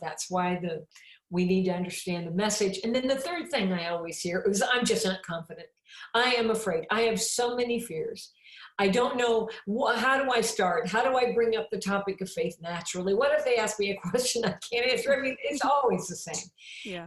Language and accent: English; Champaign, Illinois, United States; I'm from Champaign, Illinois. That's my hometown.